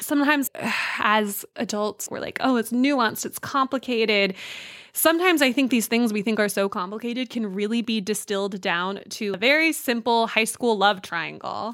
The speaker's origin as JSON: {"language": "English", "region": "California", "country": "United States", "tie": "born or raised there", "said": "I grew up in California"}